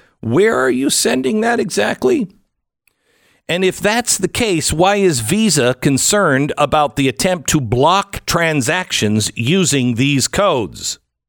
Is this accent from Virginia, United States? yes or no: no; Texas, United States; So, here in my home state of Texas